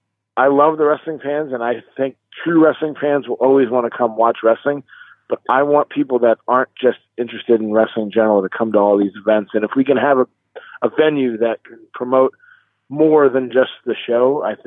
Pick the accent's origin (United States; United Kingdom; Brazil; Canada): United States; Erie, Pennsylvania; I was born and raised in Erie, Pennsylvania. I moved away for a while, but I'm living here again. I love my city. I'm very proud of my city. It's a smaller town, but I love it.